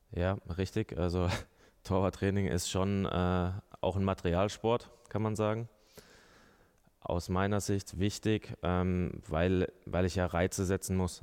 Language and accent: German; Mannheim, Baden-Württemberg, Germany; moved away as an adult; now in Nuremberg, Germany; Ich komme ja aus Mannheim ähm, oder bin dort ähm, größtenteils aufgewachsen